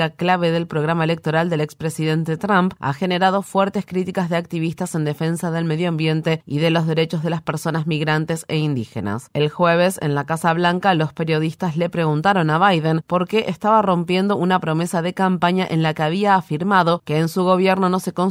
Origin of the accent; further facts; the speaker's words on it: Honduras; now in New York, United States; Vengo de Honduras y pues me vine porque como pues mataron un hermano, un sobrino mío, entonces tuve miedo y me vine.